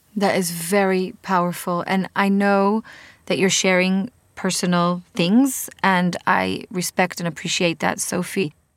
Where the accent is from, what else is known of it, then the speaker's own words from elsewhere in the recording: Israel; accent: Israeli; English is a second language; I'm obviously with my Israeli accent